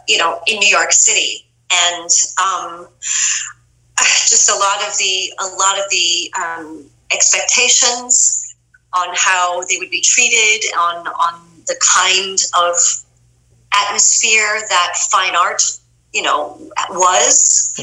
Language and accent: English; Lugano, Ticino, Switzerland; born there; no, I was born in Lugano, Switzerland.